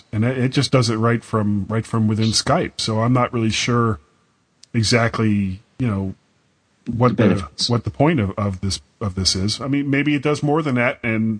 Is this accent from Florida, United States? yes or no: yes; Florida, United States; I'm from Florida